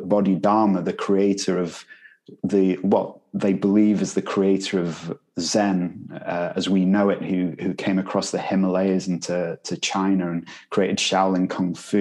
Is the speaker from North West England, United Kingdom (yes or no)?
yes; Manchester, North West England, United Kingdom; I'm from Manchester, you know. we pronounce things differently there